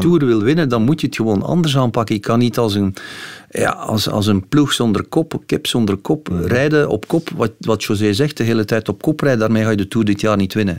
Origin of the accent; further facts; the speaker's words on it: Belgium; als Belgen